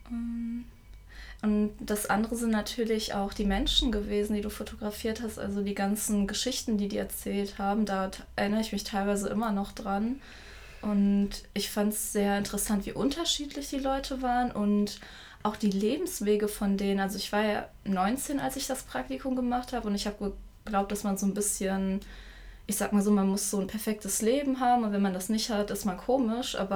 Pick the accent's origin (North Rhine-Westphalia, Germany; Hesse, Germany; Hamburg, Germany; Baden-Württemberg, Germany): North Rhine-Westphalia, Germany; Düsseldorf; ich bin in Düsseldorf geboren